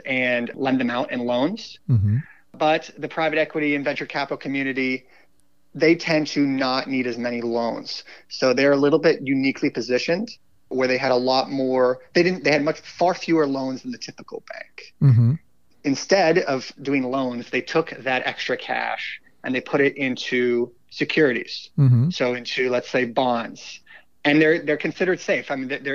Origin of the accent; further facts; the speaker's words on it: North Carolina, United States; I grew up in the South, actually, in North Carolina.